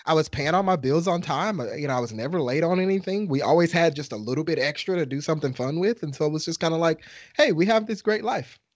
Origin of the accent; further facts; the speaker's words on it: Texas, United States; I'm from Texas